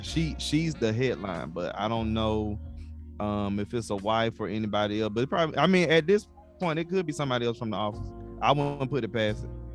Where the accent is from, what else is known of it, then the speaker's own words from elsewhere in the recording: Atlanta, Georgia, United States; I'm I'm from Atlanta